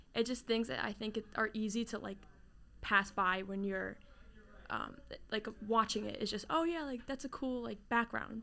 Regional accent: New Jersey, United States; from New Jersey. I know New Jersey gets a lot of hate, but I love it. You know, grew up down the shore, near Pr-, and also near Princeton area, so Jersey girl at heart

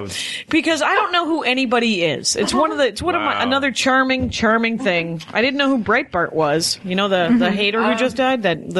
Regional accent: Wisconsin, United States; I'm from Wisconsin.

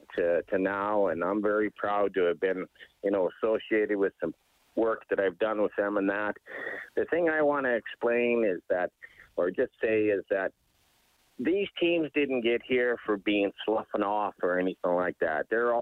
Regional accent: Edmonton, Alberta, Canada; I was born and raised here in Edmonton. I'm 63 this year.

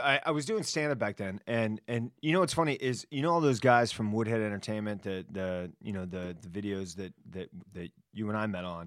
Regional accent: Miami, Florida, United States; moved away; also born or lived in Washington, D.C. / New York; I grew up in Miami

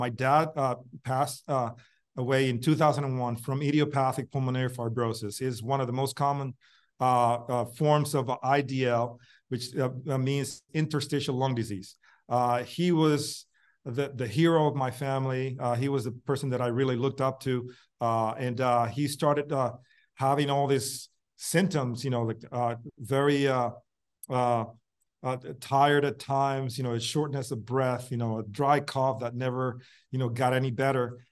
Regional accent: Puerto Rico; in the same area that I grew up in Puerto Rico

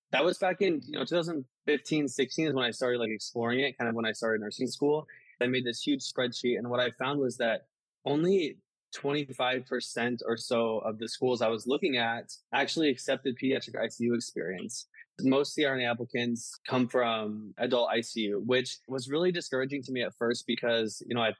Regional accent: Midwest, United States; moved away as an adult; also born or lived in Baltimore / Washington, D.C.; now in Chicago, United States; So I grew up in the Midwest and then I moved to the East Coast.

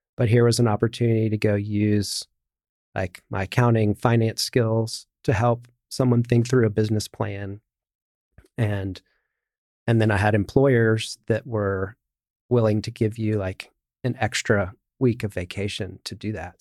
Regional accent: United States; as an American

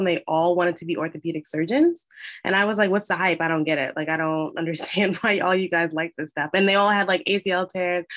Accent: Teaneck, New Jersey, United States; I am from Teaneck, New Jersey

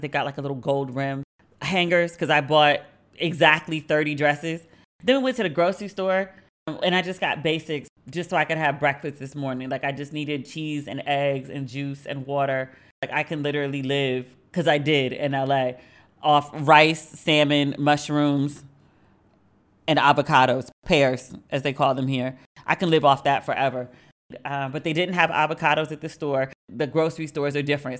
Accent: Maryland, United States; moved away as an adult; now in Accra, Ghana; I am from Maryland

